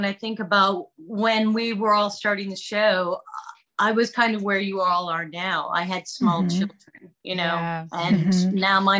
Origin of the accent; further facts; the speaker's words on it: New York, United States; moved away as an adult; also born or lived in Wilmington; now in Texas, United States; I grew up in New York.